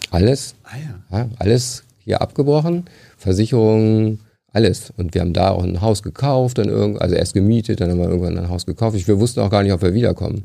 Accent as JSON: {"language": "German", "town": "Hanover", "region": "Lower Saxony", "country": "Germany", "also_born_or_lived": "Liverpool", "moved": "as an adult", "lives_now": "Aachen, Germany", "said": "ich komme aus der Gegend von Hannover"}